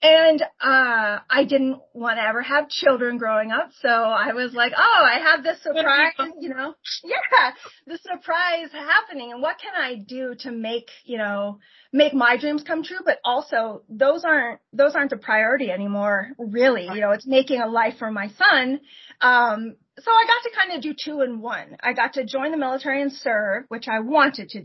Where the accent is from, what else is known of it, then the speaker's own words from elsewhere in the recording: Port Orchard, Washington, United States; moved away as an adult; I grew up in Port Orchard, Washington, right across the, you know, Puget Sound from Seattle area